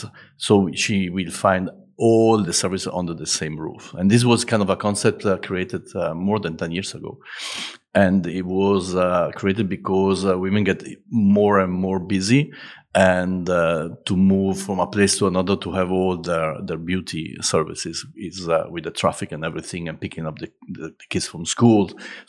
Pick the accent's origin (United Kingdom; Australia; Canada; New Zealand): United Kingdom; London; moved away as an adult; now in Dubai, United Arab Emirates; I came from London 4 years ago in Dubai